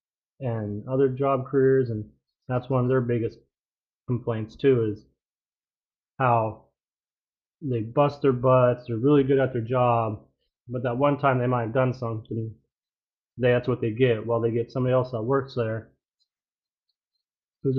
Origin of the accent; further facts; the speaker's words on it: Alaska, United States; I grew up in Alaska. I live in Alaska.